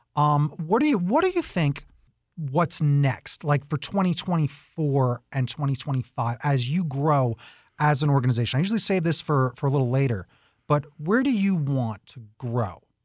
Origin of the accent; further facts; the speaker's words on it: East Coast, United States; now in Tucson, United States; I'm originally from the East Coast